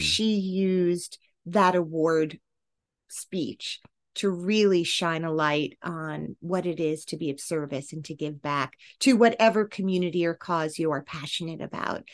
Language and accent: English; New Jersey, United States; I grew up in New Jersey